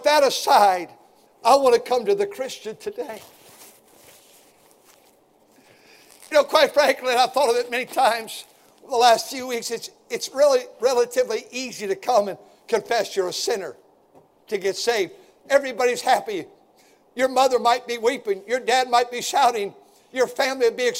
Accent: Milwaukee, Wisconsin, United States; I was born a sinner in Milwaukee, Wisconsin

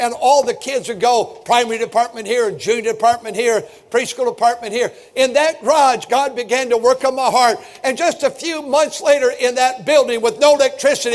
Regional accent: Milwaukee, Wisconsin, United States; I'm a twin, and we were born in Milwaukee

